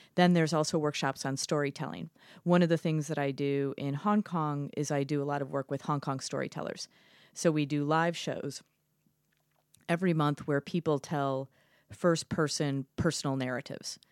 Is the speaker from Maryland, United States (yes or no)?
no; Chicago, Illinois, United States; moved away as an adult; now in Shanghai, China; I grew up in Chicago